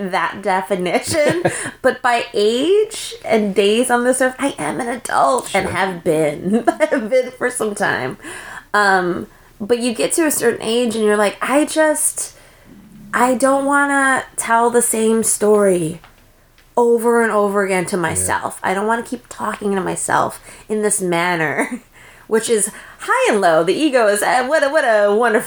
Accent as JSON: {"language": "English", "region": "Minnesota", "country": "United States", "tie": "born or raised there", "also_born_or_lived": "Los Angeles, United States", "moved": "yes", "said": "I grew up in Minnesota, predominantly white, most of the time in the suburbs"}